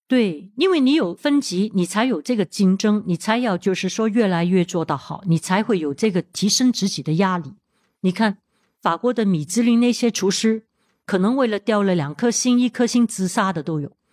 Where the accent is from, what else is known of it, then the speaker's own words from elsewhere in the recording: Hong Kong; 我在香港出生的，土生土长， 当然从小的时候我也会有接触到这些红酒啊、香槟